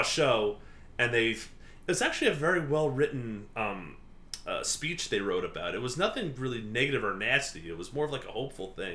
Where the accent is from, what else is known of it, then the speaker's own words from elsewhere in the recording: Port Jefferson, New York, United States; I grew up in Port Jeff.